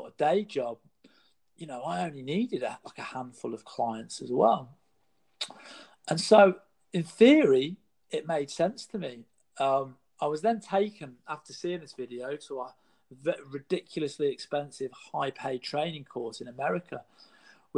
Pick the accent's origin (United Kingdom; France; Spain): United Kingdom; in the UK, my home country